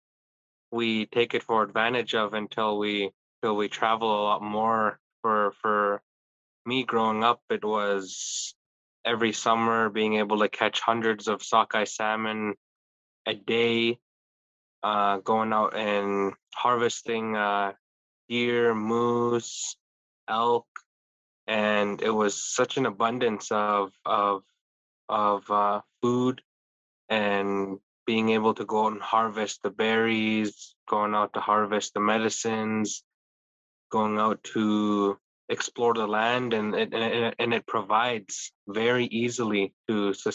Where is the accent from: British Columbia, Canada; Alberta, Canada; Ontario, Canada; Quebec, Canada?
British Columbia, Canada; Tsleil-Waututh territory; the Tsleil-Waututh territory that we come from. So it makes me value that so much more, being able to look back on it and to say that I'm Tsleil-Waututh.